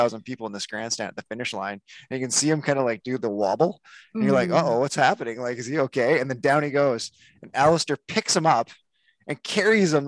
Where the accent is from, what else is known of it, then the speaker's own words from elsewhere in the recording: Calgary, Alberta, Canada; I come from Calgary, Alberta